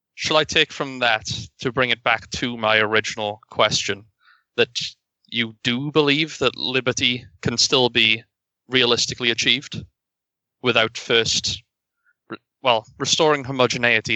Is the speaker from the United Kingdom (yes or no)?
yes; United Kingdom; being a British citizen